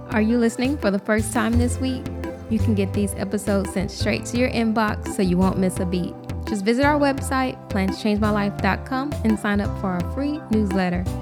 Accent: Houston, Texas, United States; moved away as an adult; take a job back home in my hometown of Houston

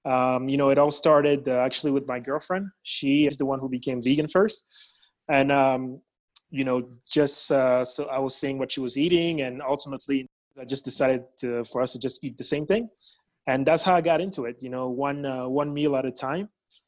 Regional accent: France; moved away as an adult; also born or lived in Belgium; now in United States; I was born in Belgium, mainly grew up in France, lived in a few different countries, and I've been in the U.S. since college.

